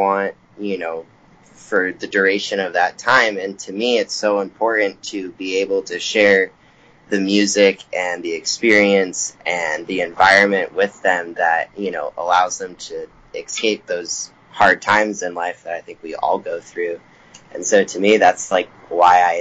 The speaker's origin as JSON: {"language": "English", "town": "Chicago", "region": "Illinois", "country": "United States", "tie": "born or raised there", "also_born_or_lived": "Los Angeles", "moved": "yes", "said": "I'm from Chicago originally"}